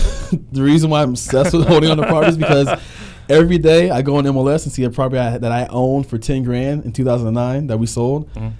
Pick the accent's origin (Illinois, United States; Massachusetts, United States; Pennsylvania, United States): Pennsylvania, United States; Pittsburgh; also born or lived in Harrisburg / Michigan; now in Florida, United States; I'm from Pennsylvania. I'm from Pittsburgh and Harrisburg. I lived in Pittsburgh and Harrisburg.